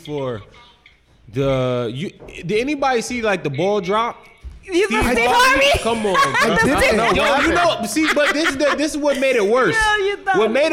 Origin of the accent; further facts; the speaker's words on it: New York City, New York, United States; now in New Brunswick, United States; I'm from Queens originally.